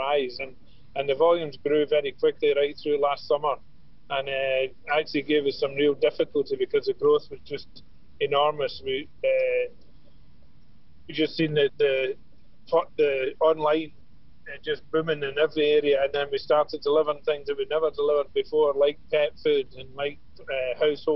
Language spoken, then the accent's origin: English; Glasgow, Scotland, United Kingdom; moved away as an adult; now in Ireland; I'm from Glasgow. I came over for a 2-week holiday to Ireland about 40 years ago